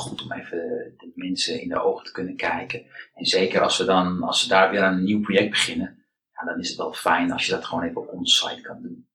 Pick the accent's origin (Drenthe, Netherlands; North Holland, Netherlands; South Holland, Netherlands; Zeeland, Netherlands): North Holland, Netherlands; Amsterdam; ik ben eh, geboren en getogen in Amsterdam